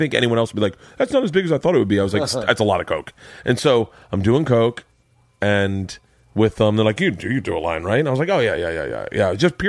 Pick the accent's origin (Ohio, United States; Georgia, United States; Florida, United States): Florida, United States; Tampa; moved away as an adult; now in Los Angeles, United States; I grew up in Florida.